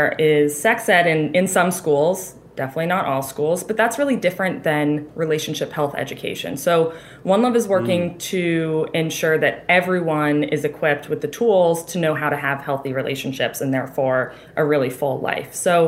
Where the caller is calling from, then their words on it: Boston, Massachusetts, United States; I'm in Boston.